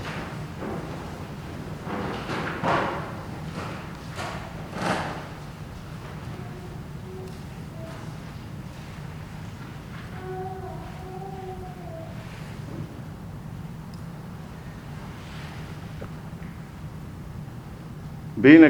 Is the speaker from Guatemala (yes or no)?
yes; Guatemala; moved away as an adult; also born or lived in Costa Rica; now in Texas, United States; I was born in Guatemala, but I am also a Costa Rican